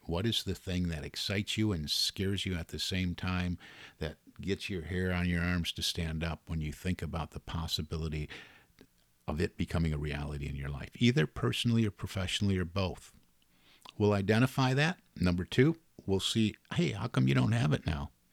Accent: Detroit, Michigan, United States; I'm from the Detroit area

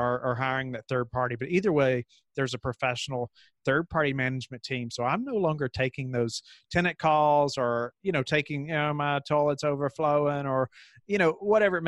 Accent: Kentucky, United States; moved away as an adult; now in Virginia, United States; And so I grew up in Kentucky

